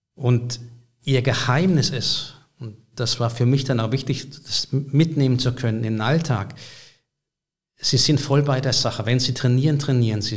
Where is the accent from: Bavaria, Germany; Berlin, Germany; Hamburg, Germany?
Berlin, Germany; Ich komme aus Berlin